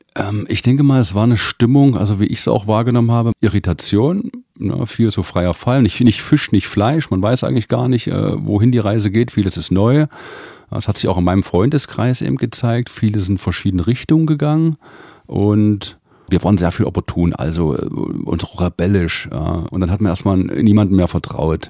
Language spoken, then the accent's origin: German; Delitzsch, Saxony, Germany; Das ist eine Kleinstadt bei Leipzig, Delitzsch